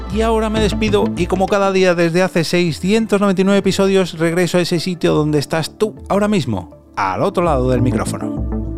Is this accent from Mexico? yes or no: no; Móstoles, Community of Madrid, Spain; Móstoles, que es mi ciudad natal y donde resido